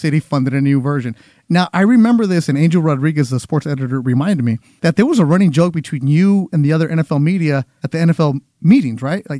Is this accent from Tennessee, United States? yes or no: no; Carson, California, United States; Born and raised in Carson, I'm the unofficial mayor.